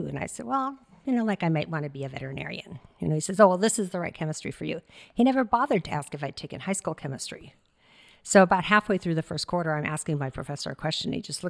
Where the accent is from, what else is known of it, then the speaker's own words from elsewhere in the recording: Minnesota, United States; now in California, United States; Oh, Minnesota.